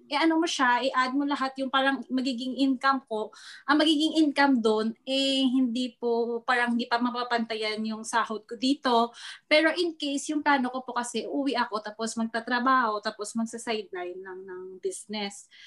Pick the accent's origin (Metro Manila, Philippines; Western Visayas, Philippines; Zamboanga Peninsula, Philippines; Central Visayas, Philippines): Western Visayas, Philippines; Iloilo; moved away as an adult; now in Riyadh, Saudi Arabia; sa taga Iloilo po ako.